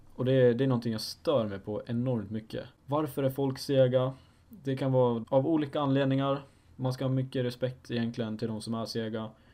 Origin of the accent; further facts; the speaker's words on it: Falun, Dalarna County, Sweden; Jag är 19 år gammal och jag kommer från Falun, en liten by i Dalarna